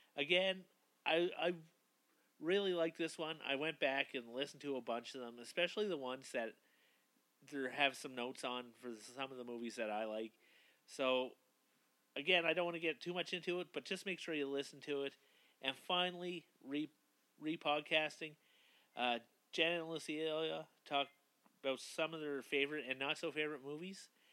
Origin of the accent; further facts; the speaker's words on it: East Coast, Canada; now in Calgary, Canada; I'm originally from the East Coast